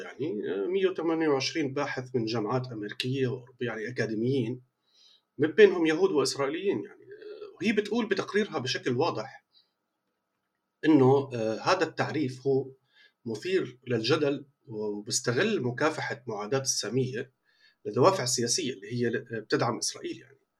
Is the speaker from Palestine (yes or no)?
yes; Palestine; نحن فلسطينيين